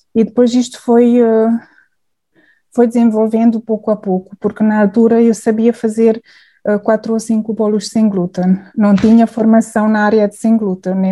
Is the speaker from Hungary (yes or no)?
yes; Hungary; Portuguese is a second language; moved away as an adult; now in Portugal; eu sou húngara